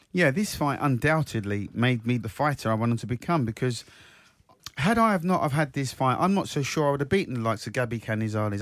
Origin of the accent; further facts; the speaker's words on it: Croydon, London, United Kingdom; my hometown, South Croydon